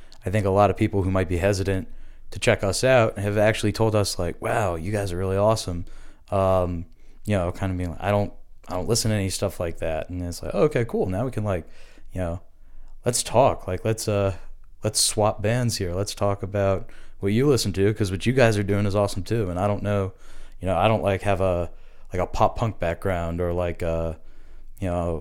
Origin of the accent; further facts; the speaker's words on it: Virginia, United States; now in Brooklyn, United States; I'm from Virginia.